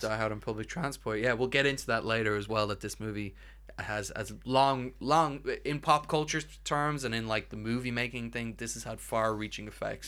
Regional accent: Ireland; we're, we're Irish

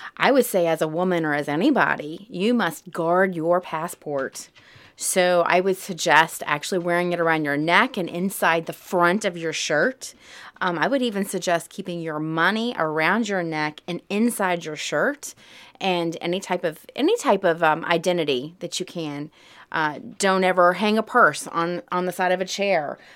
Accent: Southern, United States; accent: Southern twang; when I speak German, I speak with a little bit of a Southern twang

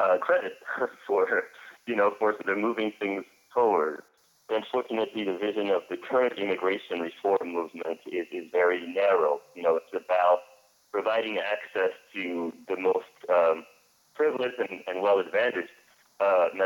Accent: Senegal; now in Syracuse, United States; I'm originally from Senegal. I'm an undocumented activist from Senegal

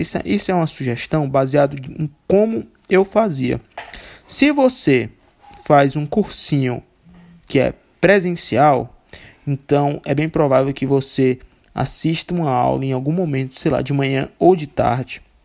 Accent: Fortaleza, Ceará, Brazil; eu sou de Fortaleza.

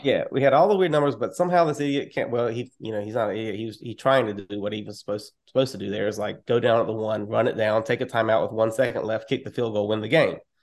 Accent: North Carolina, United States; I am from North Carolina

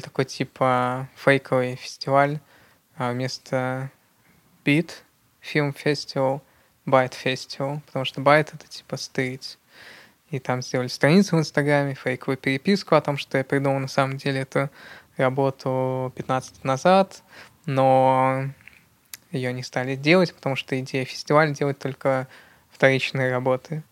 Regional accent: Yekaterinburg, Sverdlovsk Oblast, Russia; я действительно родился в Екатеринбурге, и в Екатеринбурге действительно довольно активная среда

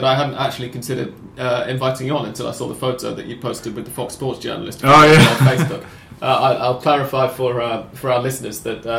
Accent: England, United Kingdom; now in Buenos Aires, Argentina; I say that as an English person.

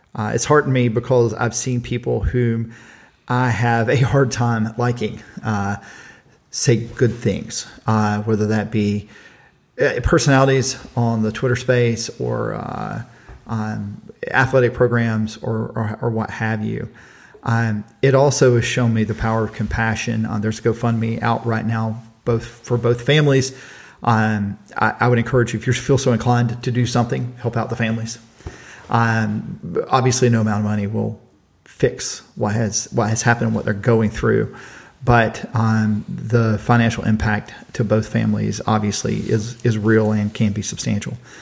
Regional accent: Pierce County, Georgia, United States; I am from Pierce County, Georgia

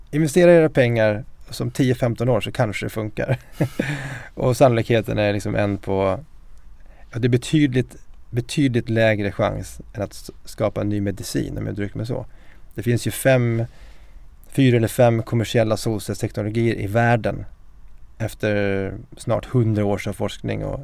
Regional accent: Mora, Dalarna County, Sweden; moved away as an adult; now in Stockholm, Sweden; en eh, siciliansk dalmas. Jag är uppväxt i Mora med en eh, mamma från Sverige, pappa från Sicilien. Jag är 44 år, gift, har tre barn

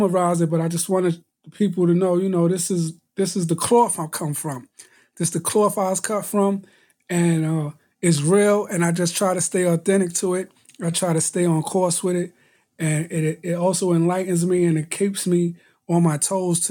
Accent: New York City, New York, United States; you had to learn how to fight growing up in Brooklyn

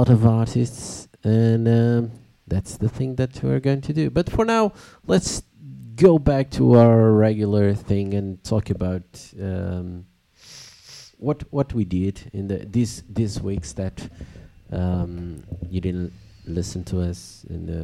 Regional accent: Lisbon, Portugal; English is a second language; I'm from Lisbon

